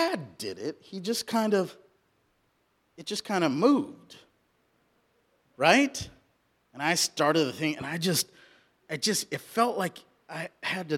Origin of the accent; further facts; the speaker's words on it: Southern California, United States; also born or lived in India; now in Roseburg, United States; I was born in India and I grew up in Southern California